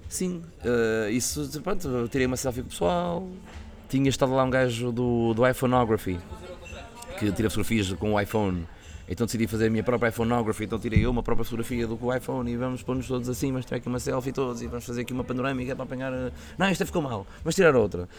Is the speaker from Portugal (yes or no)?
yes; Santa Maria da Feira, Aveiro District, Portugal; tenho que fazer isso na minha terra, tenho que fazer isso na Santa Maria da Feira com os meus amigos